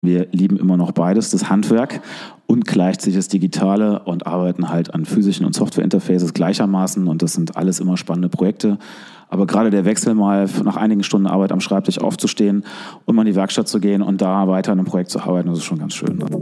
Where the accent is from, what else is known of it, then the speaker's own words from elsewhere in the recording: Koblenz, Rhineland-Palatinate, Germany; also born or lived in Hong Kong; bin hier geboren, groß geworden am Rhein